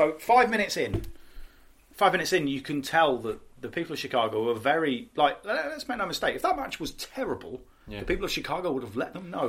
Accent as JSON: {"language": "English", "country": "United Kingdom", "said": "I'm British"}